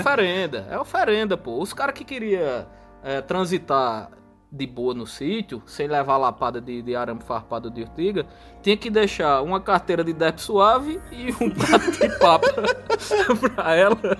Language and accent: Portuguese; Solânea, Paraíba, Brazil; moved away; also born or lived in Campina Grande; eu sou de uma cidadezinha do interior da Paraíba, ainda mais que é Campina Grande, né? Sou de Solânia